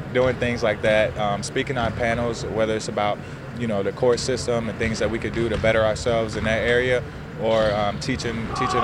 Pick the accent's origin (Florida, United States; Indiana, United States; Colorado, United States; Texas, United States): Indiana, United States; moved away as an adult; now in San Francisco, United States; I'm from Indiana